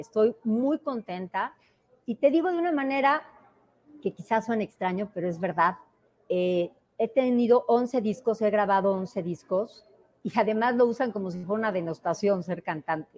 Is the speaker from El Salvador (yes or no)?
no; Oaxaca, Mexico; Me defino como oaxaqueña